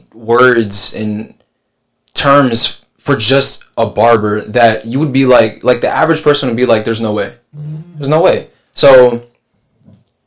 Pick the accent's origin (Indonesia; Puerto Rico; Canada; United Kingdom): Puerto Rico; San Juan; moved away as an adult; now in Virginia, United States; originally from San Juan, Puerto Rico